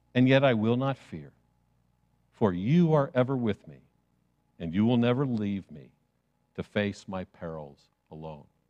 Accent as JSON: {"language": "English", "town": "Chicago", "region": "Illinois", "country": "United States", "tie": "born or raised there", "said": "I grew up in Chicago"}